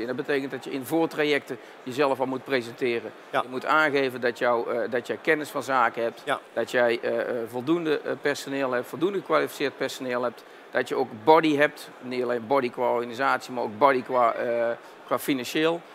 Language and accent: Dutch; Tilburg, North Brabant, Netherlands; Een andere tongval, dat klopt. Ik kom zelf uit Tilburg.